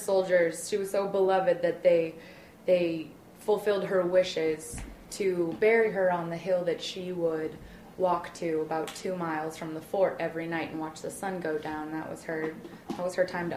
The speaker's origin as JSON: {"language": "English", "region": "Kansas", "country": "United States", "tie": "born or raised there", "said": "I grew up in Kansas."}